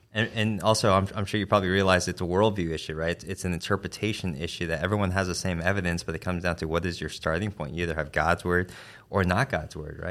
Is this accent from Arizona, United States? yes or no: yes; Arizona, United States; now in Kentucky, United States; I'm from Arizona